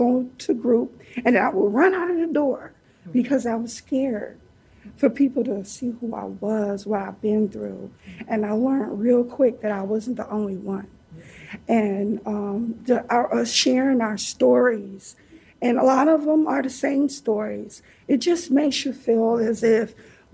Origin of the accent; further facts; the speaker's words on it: Detroit, Michigan, United States; moved away as an adult; now in Seattle, United States; I'm from Detroit.